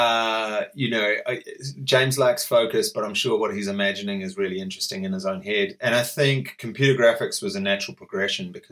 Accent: Palmerston North, Manawatū-Whanganui, New Zealand; born or raised there; moved away as an adult; also born or lived in Brisbane, Australia; now in London, United Kingdom

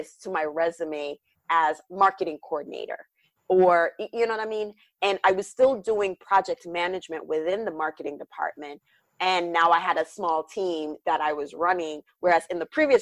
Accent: Jamaica; now in United States; this Jamaican born Caribbean woman

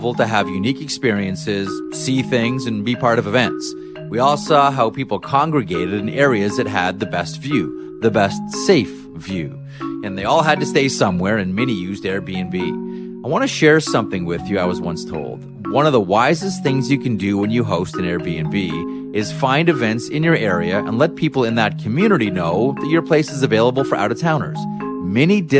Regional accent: Canada; I grew up in Canada

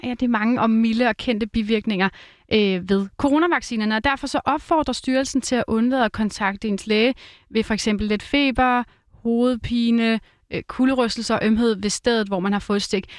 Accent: Roskilde area, Zealand, Denmark; Nu er jeg jo fra Roskilde området

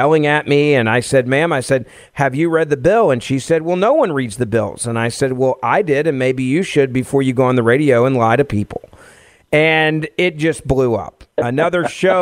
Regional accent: Memphis, Tennessee, United States; a city council member in my hometown of Memphis, Tennessee

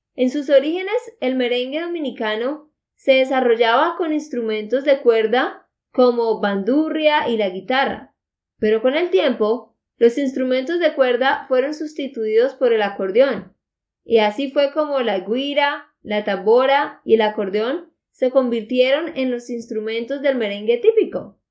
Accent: Santander, Colombia; de Santander, Colombia

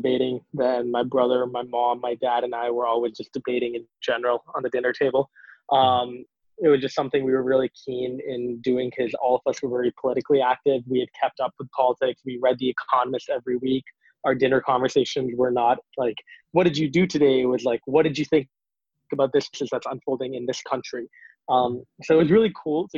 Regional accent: Singapore; born or raised there; now in Canada

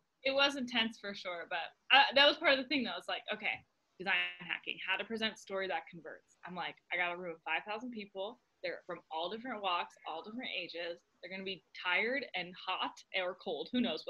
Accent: Arvada, Colorado, United States; moved away as an adult; now in Utah, United States; I grew up in Arvada.

